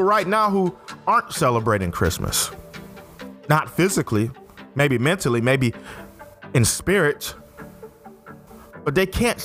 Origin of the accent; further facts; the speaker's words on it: Fairfield, Alabama, United States; also born or lived in Syracuse, New York / Wilsonville, Alabama; Raised most of my life in Fairfield, Alabama